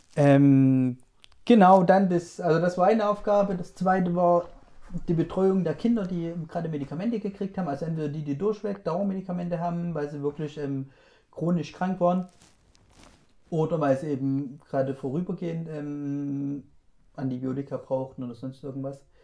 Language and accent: German; Germany; ich bin Deutscher